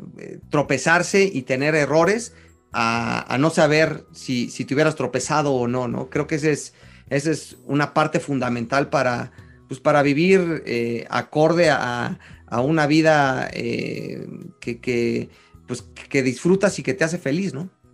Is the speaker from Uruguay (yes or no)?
no; Mexico; soy, sí, soy mexicano